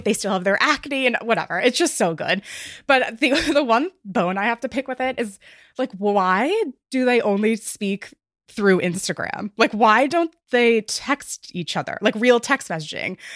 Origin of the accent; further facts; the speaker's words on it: New York, United States; I am from New York